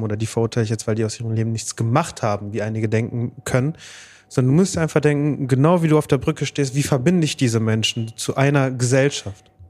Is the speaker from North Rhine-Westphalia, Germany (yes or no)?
yes; Bottrop, North Rhine-Westphalia, Germany; ich halt hier geboren und aufgewachsen bin